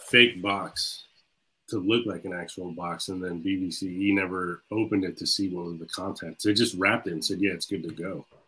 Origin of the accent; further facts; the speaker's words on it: Jacksonville, Florida, United States; I'm from Jacksonville